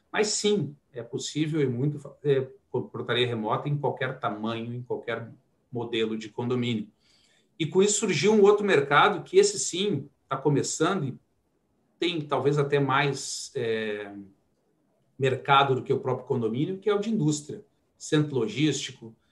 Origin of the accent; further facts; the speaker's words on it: Porto Alegre, Rio Grande do Sul, Brazil; sou de Porto Alegre, né? Iniciei minha trajetória lá